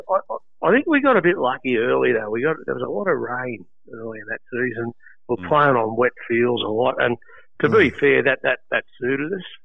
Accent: Sydney, New South Wales, Australia; I grew up in Maroubra lived in the one house all of my life until I got married

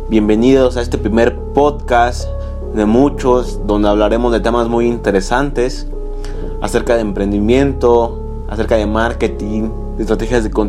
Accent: Mexico; soy un emprendedor mexicano, tengo 19 años

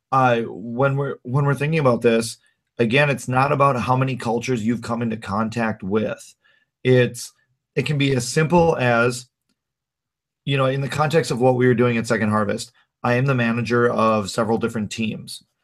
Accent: North Dakota, United States; also born or lived in Minnesota; now in Twin Cities, United States; I grew up in North Dakota.

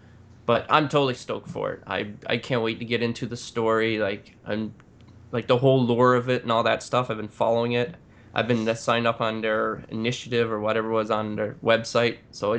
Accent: Canada

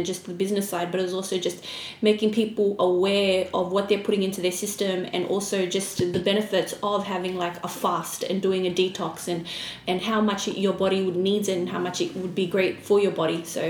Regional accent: Australia; also born or lived in Fiji; I was born in Fiji, raised in Australia.

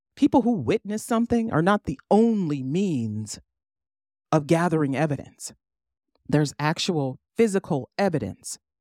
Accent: East Cleveland, Ohio, United States; I was born in Cleveland, but raised in East Cleveland

